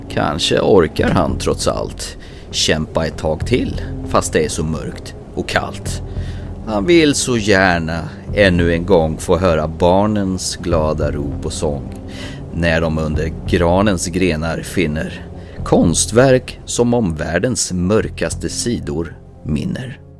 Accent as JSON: {"language": "Swedish", "country": "Sweden", "said": "Jag är också svensk."}